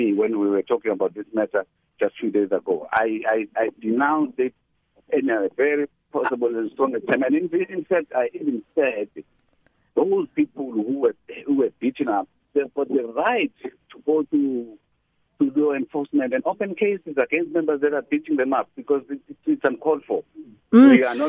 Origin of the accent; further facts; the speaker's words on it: Pietermaritzburg, KwaZulu-Natal, South Africa; I'm from Pietermaritzburg.